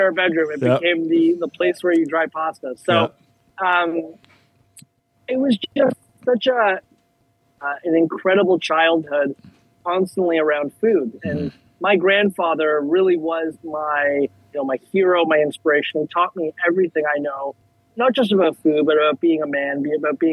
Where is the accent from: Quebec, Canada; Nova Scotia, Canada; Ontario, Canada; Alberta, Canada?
Ontario, Canada; Toronto; moved away as an adult; now in South Florida, United States; born and raised in Toronto